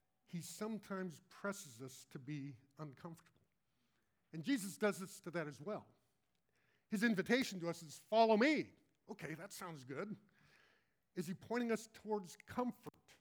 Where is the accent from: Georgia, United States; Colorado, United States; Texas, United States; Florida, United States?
Colorado, United States; moved away; I grew up in Colorado, and my kids actually now live in Denver